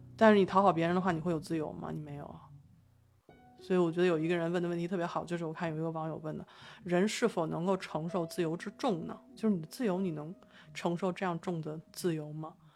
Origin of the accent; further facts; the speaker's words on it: China; 反正我们是中国人嘛